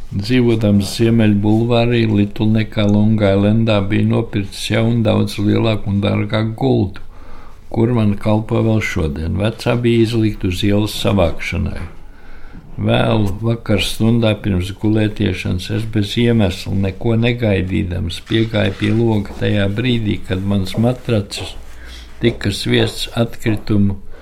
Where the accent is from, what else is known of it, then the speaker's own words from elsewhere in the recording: Riga, Latvia; moved away as an adult; tā ir mana dzimtene